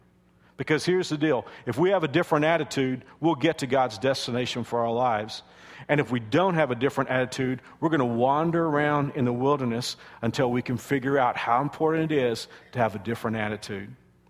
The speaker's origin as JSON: {"language": "English", "region": "the South", "country": "United States", "said": "And I know that I'm from the South, and this isn't common today. It's not even part of our culture. But my parents taught me to say sir and ma'am."}